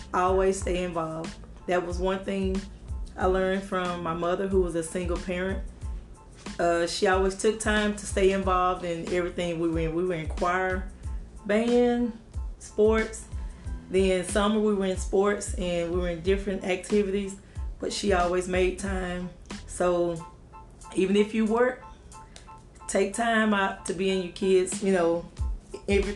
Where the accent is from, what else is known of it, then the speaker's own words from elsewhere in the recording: Corsicana, Texas, United States; I am a native of Corsicana, Texas. Been here for 44 years